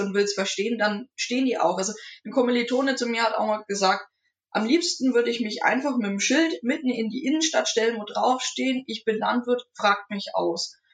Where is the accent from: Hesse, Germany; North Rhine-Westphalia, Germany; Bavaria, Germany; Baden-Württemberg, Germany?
Bavaria, Germany; Nuremberg; ich bin in Nürnberg aufgewachsen, genau gesagt im Knoblauchsland, also im Nürnberger Norden